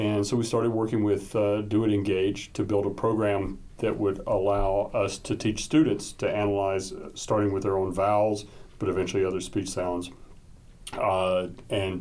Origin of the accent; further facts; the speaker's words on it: the South, United States; moved away; I'm from the South, as you'll eventually hear